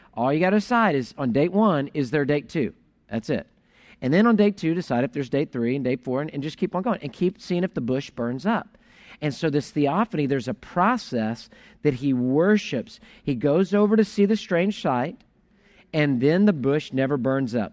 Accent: Houston, Texas, United States; I grew up in Houston

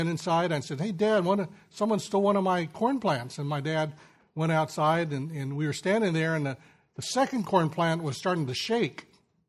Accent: Sacramento San Joaquin Valley, California, United States; I grew up in the Sacramento San Joaquin Valley of California

